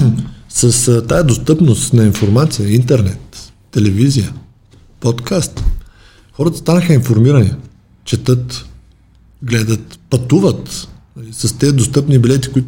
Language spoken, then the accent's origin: Bulgarian; Dobrich, Dobrich Province, Bulgaria; съм от Добрич